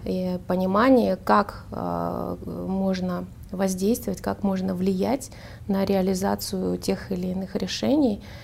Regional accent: Almaty, Kazakhstan; Я выросла в Алматы и в, жила в микрорайоне

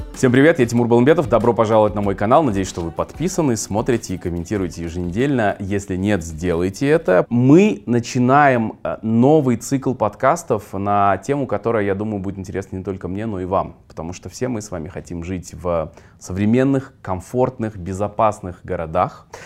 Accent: Kyzylorda, Kyzylorda Region, Kazakhstan; moved away; Я вырос э, в Казларде, тоже в микрорайонах, в нескольких мы жили.

